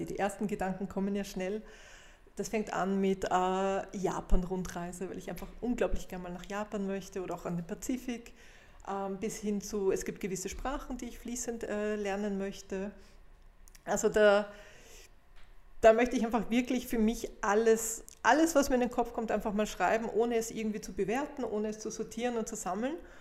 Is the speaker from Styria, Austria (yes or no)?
no; Vienna, Austria; bei uns in Wien